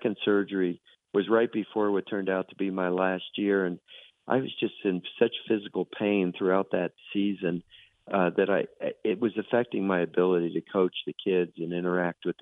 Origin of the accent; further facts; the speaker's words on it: Miami, Florida, United States; moved away; that's where I grew up in South Florida